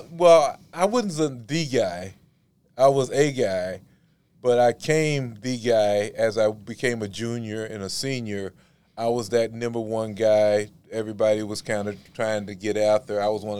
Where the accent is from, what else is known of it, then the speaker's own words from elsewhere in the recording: Thomasville, Georgia, United States; moved away; I came from Thomasville, Georgia, a little small town, southern Georgia, deep south Georgia, where the rattlesnakes and pine trees grow tall.